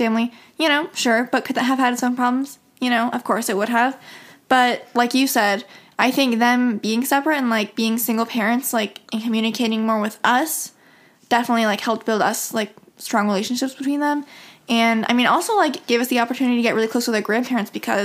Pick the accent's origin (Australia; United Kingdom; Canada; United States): United States; Midwest; growing up in, you know, suburbia